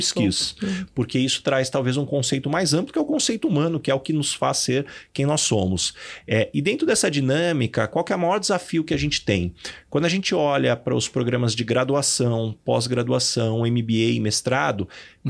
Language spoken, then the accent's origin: Portuguese; São José do Rio Preto, São Paulo, Brazil; moved away as an adult; now in São Paulo, Brazil; Eu sou de São José do Rio Preto